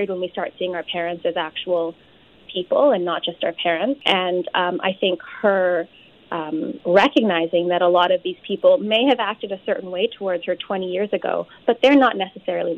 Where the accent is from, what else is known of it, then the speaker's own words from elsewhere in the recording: Saskatoon, Saskatchewan, Canada; my South Asian community growing up in Saskatoon was quite progressive